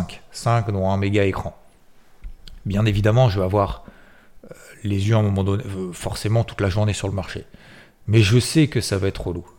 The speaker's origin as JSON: {"language": "French", "town": "Six-Fours-les-Plages", "region": "Provence-Alpes-Côte d'Azur", "country": "France", "tie": "born or raised there", "said": "je suis originaire de Sifour-les-Plages"}